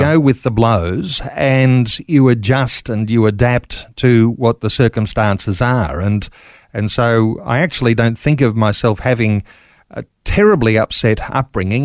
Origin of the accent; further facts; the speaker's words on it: Mitchell, Queensland, Australia; I'm a Queenslander, born and bred